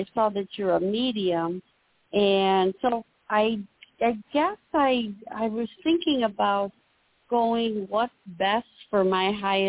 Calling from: Illinois, United States; I'm calling in from Illinois.

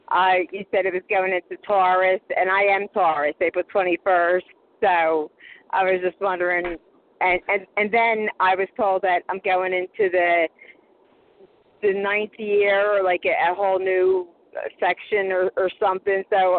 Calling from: Philadelphia, Pennsylvania, United States; Hi. Philadelphia, Pennsylvania.

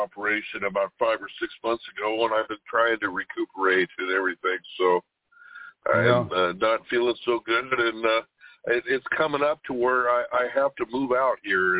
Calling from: California, United States; calling from California.

